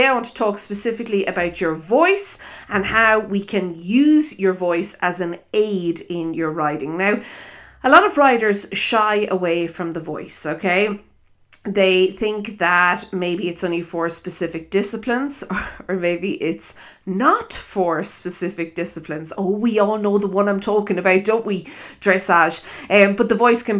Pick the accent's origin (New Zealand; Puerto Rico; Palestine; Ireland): Ireland; accent: Irish; also born or lived in South Africa; I am Irish, if you listen to my accent